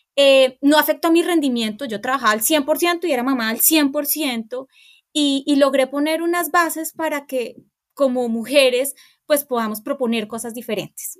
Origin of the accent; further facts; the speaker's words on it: Bogotá, Colombia; Yo crecí en Guaymaral